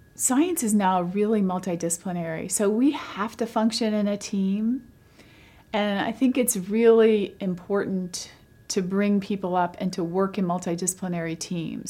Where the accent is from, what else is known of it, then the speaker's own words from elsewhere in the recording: London, Kentucky, United States; I was born in London, Kentucky. My whole family lives in Eastern Kentucky.